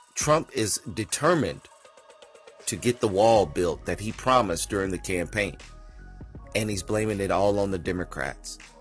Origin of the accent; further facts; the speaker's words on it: United States; I myself, as an American, comes from a country who is racist